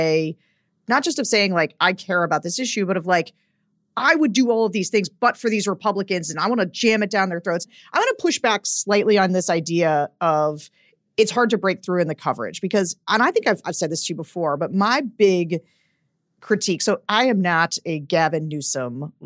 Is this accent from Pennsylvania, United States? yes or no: yes; Pennsylvania, United States; Josh Shapiro is the now governor of my home state